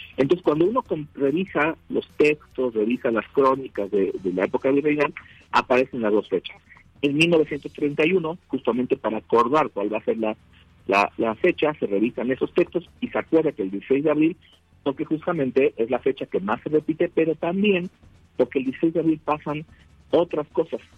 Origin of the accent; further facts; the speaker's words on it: Puebla, Mexico; nuestra identidad cultural como poblanos